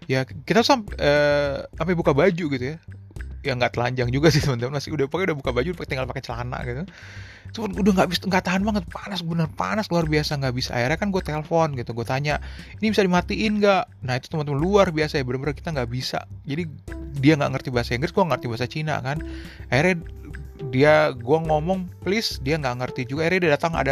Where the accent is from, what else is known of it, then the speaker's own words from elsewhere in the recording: Indonesia; terus gue bilangin kan gue dari Indonesia gue bilang mau gue ke Helsinki